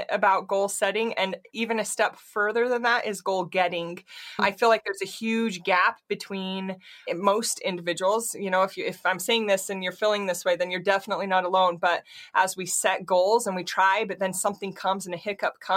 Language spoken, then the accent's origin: English; Utah, United States; I grew up in Utah, and I grew up dancing until I was about 12 years old